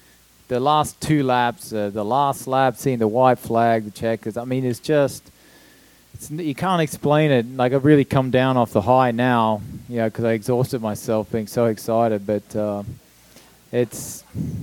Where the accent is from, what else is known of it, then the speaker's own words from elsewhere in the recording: Australia; moved away; the first Australian to win the Indy 500